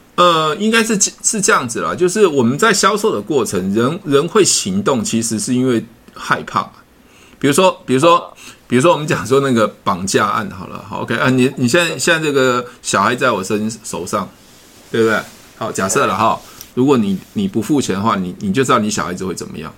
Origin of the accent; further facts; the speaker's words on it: Taiwan; 我们是来自于台湾的不同地方